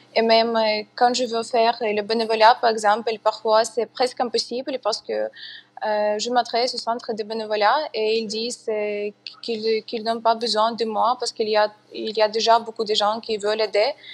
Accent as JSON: {"language": "French", "region": "Kyiv", "country": "Ukraine", "tie": "born or raised there", "second_language": "French", "said": "je dois quitter Kiev, donc c'est ma ville natale."}